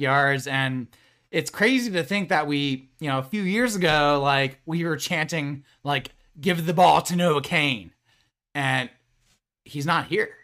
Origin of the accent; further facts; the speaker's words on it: Central Pennsylvania, United States; We grew up in Central Pennsylvania